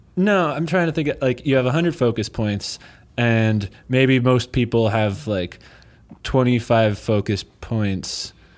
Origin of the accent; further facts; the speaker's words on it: Chesapeake Bay area, Maryland, United States; now in Eugene, United States; I'm from the Chesapeake Bay area